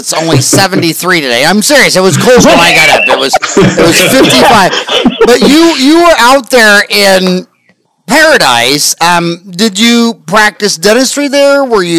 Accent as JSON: {"language": "English", "country": "Canada", "said": "I go, no, I'm Canadian."}